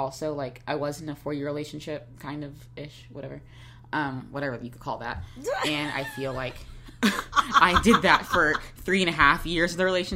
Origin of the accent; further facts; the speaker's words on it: Jacksonville, Florida, United States; I'm from the South, I'm from Jacksonville